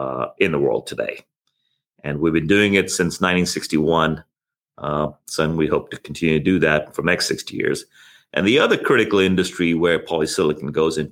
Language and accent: English; South East England, United Kingdom; also born or lived in India / Thailand; Yeah, I was born in India. I did my teenage years in Thailand, schooling there. My dad was in the UN there. And then I finished out my schooling in England, correct, in southern England.